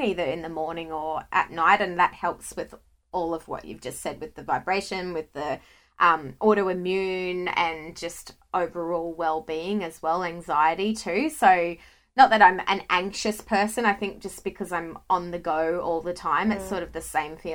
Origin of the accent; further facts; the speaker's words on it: Scotland, United Kingdom; I'm from Scotland. So being from the UK